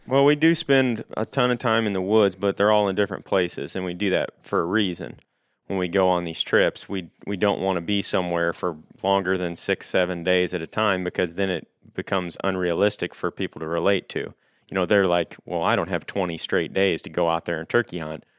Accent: Paris, Missouri, United States; I'm from Paris, Missouri. It's like nine hundred and fifty people

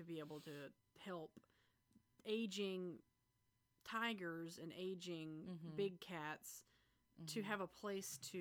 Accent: the South, United States; we grew up in the South

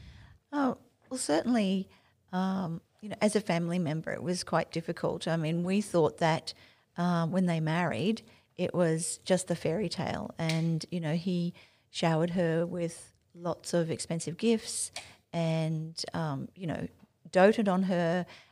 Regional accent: Ipswich, East of England, United Kingdom; Yes, well, we've kind of come full circle. You know, we were raised in Ipswich and went to schools in Ipswich.

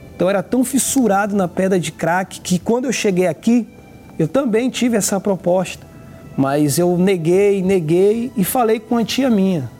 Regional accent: Recife, Pernambuco, Brazil; now in Rio de Janeiro, Brazil; atualmente moro no Rio de Janeiro, mas eu sou de Pernambuco, Recife

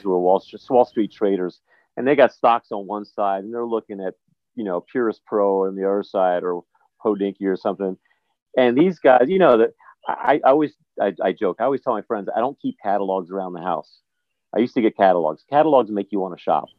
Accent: New Jersey, United States; moved away as an adult; also born or lived in New York area; now in U.S. Virgin Islands; was raised in the New York area, in Jersey predominantly

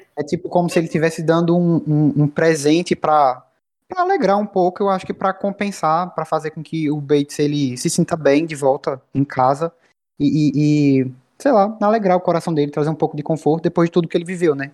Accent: Bahia, Brazil; eu sou da Bahia

